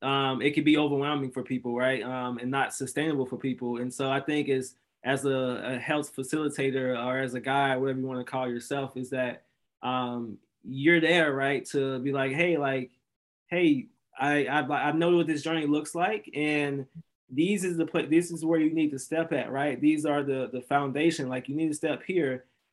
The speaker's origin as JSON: {"language": "English", "region": "Mississippi", "country": "United States", "said": "And so I'm from Mississippi originally. So Mississippi is one of the most unhealthy states in America, actually, unfortunately."}